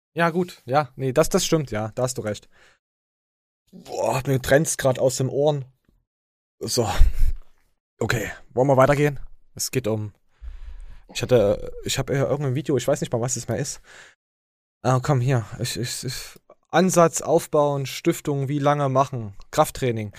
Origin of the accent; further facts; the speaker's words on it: Germany; ich als Deutscher